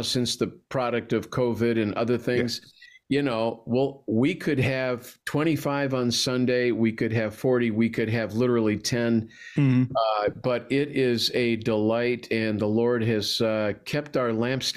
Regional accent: Wheaton, Illinois, United States; moved away as an adult; now in Palm City, United States; I'm from Chicago originally

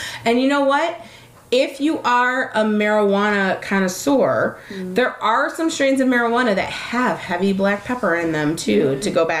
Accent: Detroit, Michigan, United States; We're from Detroit.

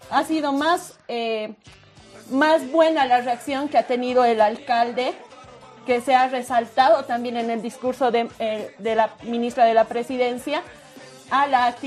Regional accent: Bolivia; no hubiéramos querido como bolivianas y bolivianos se presente de esta manera el aniversario de un departamento que es tan importante

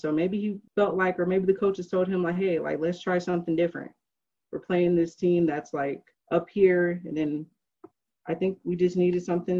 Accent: Las Vegas, Nevada, United States; I'm from Las Vegas

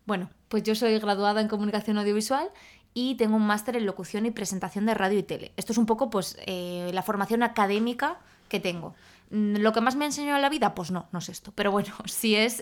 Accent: Salamanca, Castile and León, Spain; moved away as an adult; also born or lived in Madrid; yo soy de Salamanca, entonces yo estudié eh, mi carrera en Salamanca

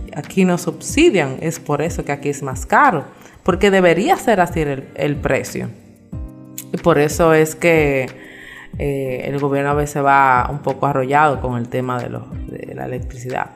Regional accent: Santo Domingo, Distrito Nacional, Dominican Republic; moved away as an adult; now in Punta Cana, Dominican Republic; yo soy de Santo Domingo, criada en Santo Domingo

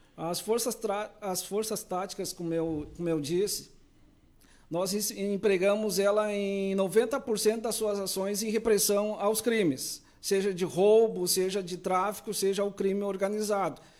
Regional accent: Pedro Osório, Rio Grande do Sul, Brazil; moved away as an adult; also born or lived in Porto Alegre metropolitan region / Novo Hamburgo / São Leopoldo; now in Camaquã, Brazil; Sou natural da região aqui de Pedro Osório

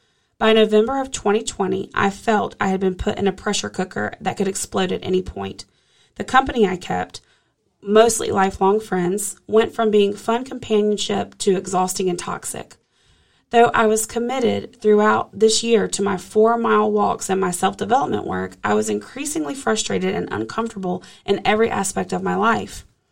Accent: Charlotte, North Carolina, United States; I was visiting my hometown, Charlotte, North Carolina, for the holidays after working remotely in New Orleans for a few months

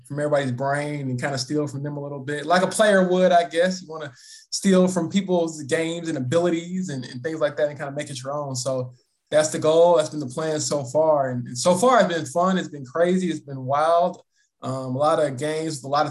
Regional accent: Chicago, Illinois, United States; moved away as an adult; now in Indianapolis, United States; growing up in the Chicagoland area

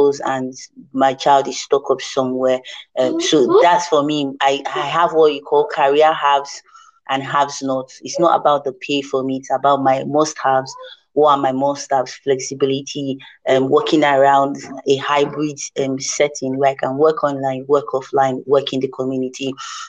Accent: Niger Delta, Nigeria; I come from the Niger Delta

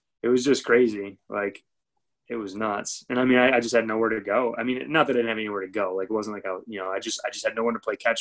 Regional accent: Michigan, United States; moved away as an adult; now in Florida, United States; the school in my hometown, Division I school, Central Michigan University

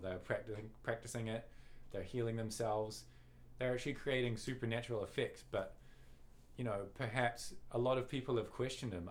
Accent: New Zealand; we're, we're casting from New Zealand

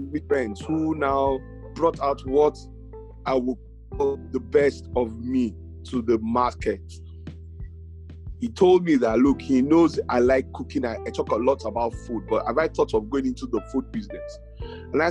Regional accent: Lagos, Nigeria; moved away as an adult; also born or lived in Akwa Ibom / Calabar, Cross River; I grew up in Lagos

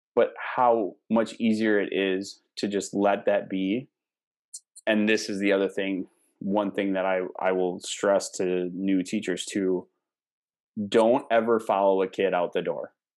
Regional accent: Cumberland, Wisconsin, United States; my hometown, my teeny little hometown

